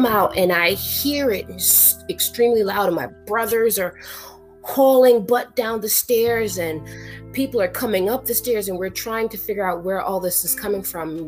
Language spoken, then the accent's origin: English; New York, United States; also born or lived in an island in the Caribbean; I was born in New York. I was born in Harlem